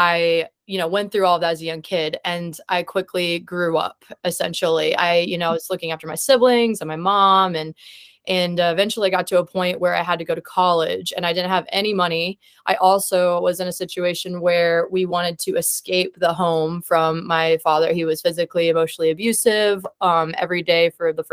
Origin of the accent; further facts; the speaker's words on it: Columbia, Missouri, United States; moved away as an adult; now in Kansas City, United States; I'm originally from Columbia, Missouri